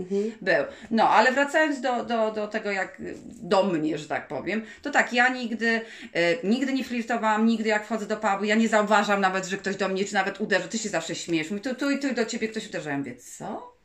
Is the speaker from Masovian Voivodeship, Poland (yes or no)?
yes; Warsaw, Masovian Voivodeship, Poland; jesteśmy z Warszawy, prawda? To jest duże miasto